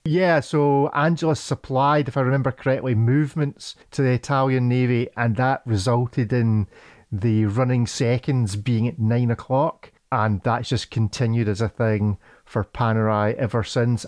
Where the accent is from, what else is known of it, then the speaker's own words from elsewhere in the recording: Scotland, United Kingdom; as a Scotsman that works on a farm